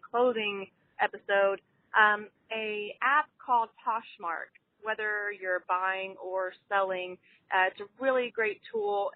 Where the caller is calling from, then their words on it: Houston, Texas, United States; I'm calling from Houston, Texas